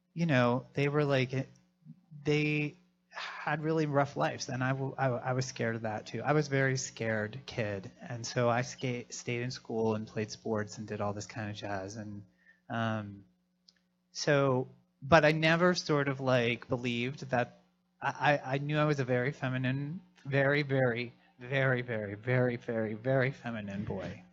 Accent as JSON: {"language": "English", "town": "Philadelphia", "region": "Pennsylvania", "country": "United States", "said": "I'm from Philadelphia."}